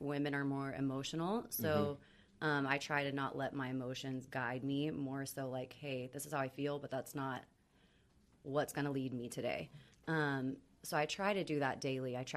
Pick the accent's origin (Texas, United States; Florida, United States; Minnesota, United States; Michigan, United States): Texas, United States; Austin; moved away as an adult; now in Dallas, United States; I grew up in Austin, and then I've lived here for over 20 years now